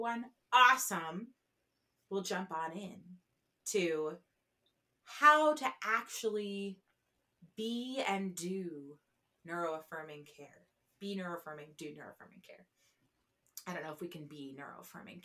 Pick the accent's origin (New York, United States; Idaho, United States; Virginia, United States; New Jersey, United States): New Jersey, United States; I'm from New Jersey. We use all lanes.